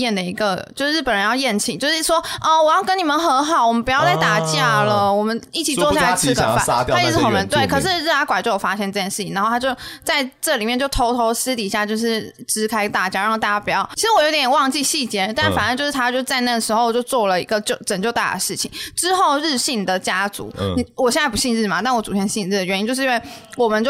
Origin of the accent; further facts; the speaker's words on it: Nanzhuang, Miaoli County, Taiwan; moved away; 我是在原乡长大的，嗯、就是原乡很多小孩就会，他们不会想要到外看，嗯、可是我妈就会觉得，因为她可能也是从缅甸过来台湾的关系，她可能就觉得出去看看很重要，嗯、就是她就不希望我把眼界放在就是苗栗南庄这一